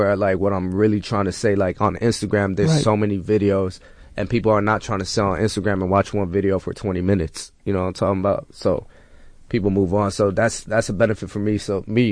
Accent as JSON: {"language": "English", "town": "Houston", "region": "Texas", "country": "United States", "tie": "born or raised there", "also_born_or_lived": "Toronto", "moved": "yes", "said": "I was born and raised in Houston"}